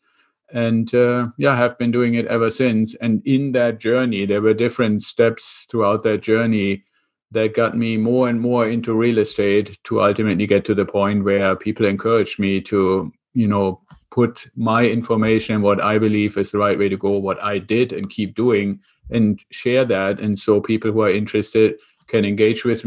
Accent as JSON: {"language": "English", "country": "Germany", "accent": "German", "second_language": "English", "moved": "as an adult", "lives_now": "United States", "said": "I'm originally from Germany, which is where the accent comes from. And I came over to the US about 25 years ago with the Air Force."}